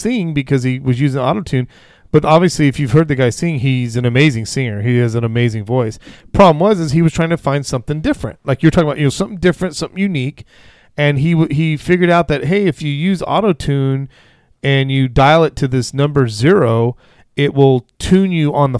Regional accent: Vacaville, California, United States; We grew up in Vacaville

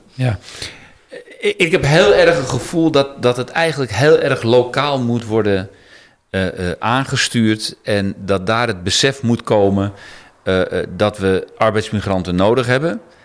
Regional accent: Netherlands; als Nederlanders

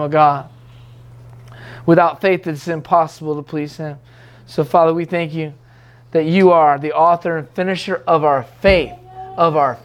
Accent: United States; I'm an American still

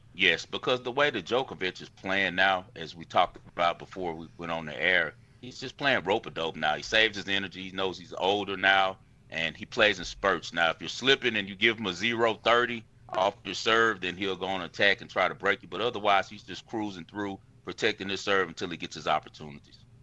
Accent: United States; I'm American

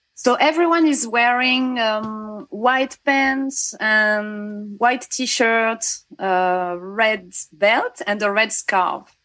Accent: Bayonne, Nouvelle-Aquitaine, France; I was born in Bayonne

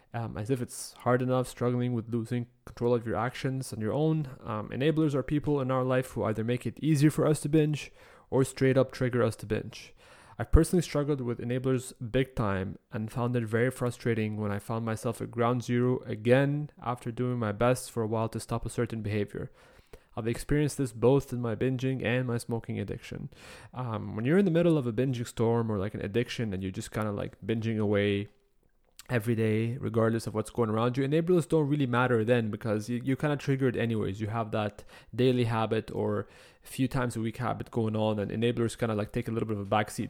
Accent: Egypt; moved away as an adult; now in Canada; the first time I moved to Canada at the age of nineteen, I believe. I was coming from Egypt.

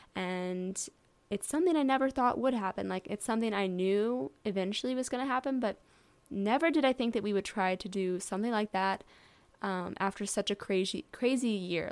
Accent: St. Louis, Missouri, United States; I am from Saint Louis, Missouri

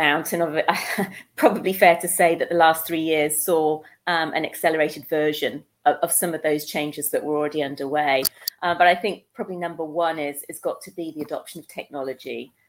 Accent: Netherlands; born there; I was born in Holland while my parents were over in the Netherlands on an assignment.

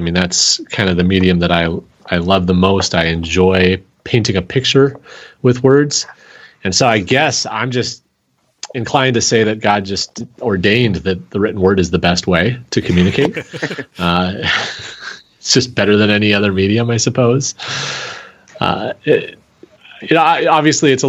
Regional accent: Seattle, Washington, United States; now in Green Bay, United States; I'm actually originally from Seattle

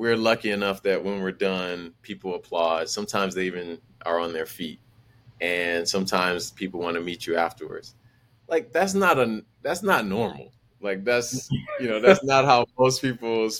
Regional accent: Milwaukee, Wisconsin, United States; growing up in Milwaukee

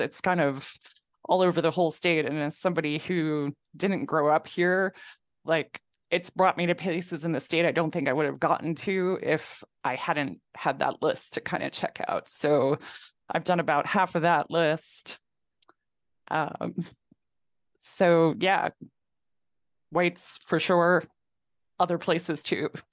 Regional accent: Mid Hudson Valley, Catskills, New York, United States; now in New Hampshire, United States; growing up in New York, growing up in the Catskills

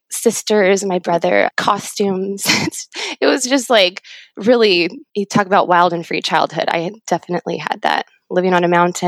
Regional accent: Ramona, California, United States; I grew up in Ramona in a little small town in San Diego

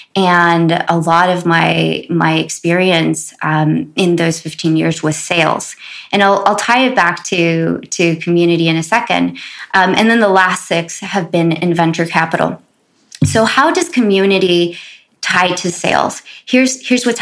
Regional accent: Los Angeles, California, United States; growing up in South Central

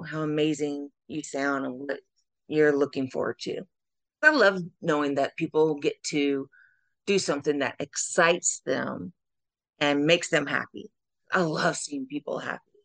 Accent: South Carolina, United States; I am Miss Wheelchair South Carolina USA 2023 representing my home state

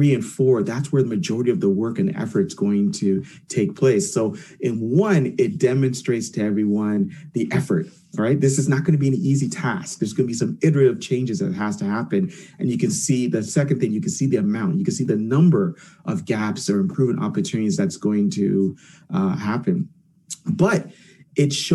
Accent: Jamaica; also born or lived in Canada; I'm Jamaican. I'm a Jamaican Canadian.

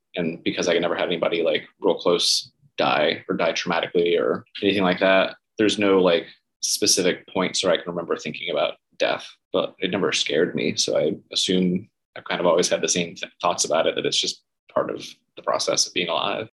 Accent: Gainesville, Florida, United States; moved away; also born or lived in St. Petersburg, Florida; I grew up in Gainesville, Florida. So, uh, north central Florida, big college town where the University of Florida is.

